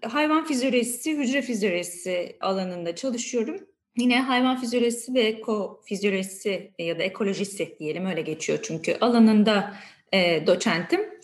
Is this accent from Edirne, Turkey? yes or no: yes; Edirne, Turkey; moved away as an adult; now in Istanbul, Turkey; Aslında Edirneliyim.